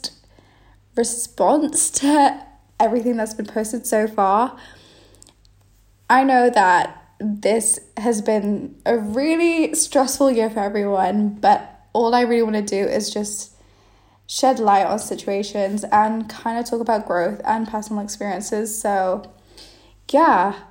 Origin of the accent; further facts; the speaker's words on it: Malaysia; moved away as an adult; now in United Kingdom; I'm from Malaysia